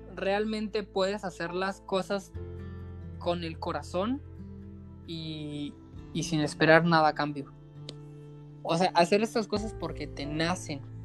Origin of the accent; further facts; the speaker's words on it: Sinaloa, Mexico; soy norteño, soy de Sinaloa, me crié en un pueblo mágico